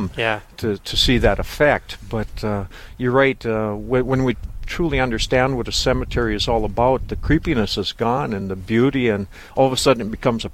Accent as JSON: {"language": "English", "town": "Veselyville", "region": "North Dakota", "country": "United States", "tie": "born or raised there", "said": "I grew up in Vesleyville"}